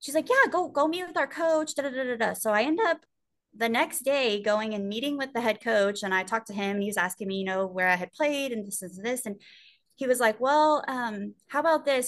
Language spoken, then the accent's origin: English; Sweeny, Texas, United States; being in my hometown